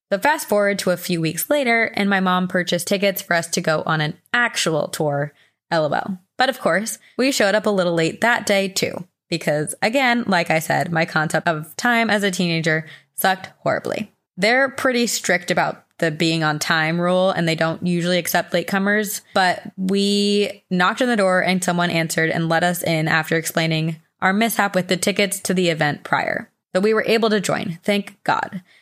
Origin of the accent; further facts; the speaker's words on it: Buffalo, New York, United States; now in Newfane, United States; I am originally from Buffalo, New York, and now live in Newfane, New York, a town off of Lake Ontario.